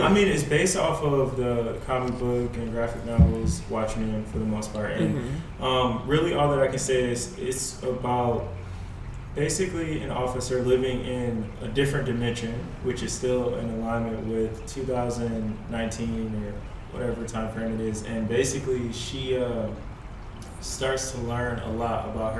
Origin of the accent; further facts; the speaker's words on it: New York, United States; now in California, United States; because I'm also here from New York